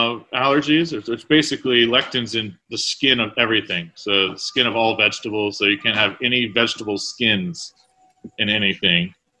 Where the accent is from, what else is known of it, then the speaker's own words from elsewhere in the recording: Kilmarnock, Virginia, United States; now in Richmond, United States; I grew up in Kilmarnock, Virginia, or Northern Neck, which is about an hour and a half east of here on the bay. Little town.